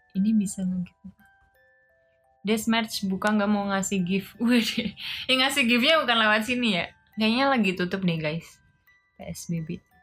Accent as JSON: {"language": "Indonesian", "country": "Indonesia", "said": "aku juga orang Indonesia"}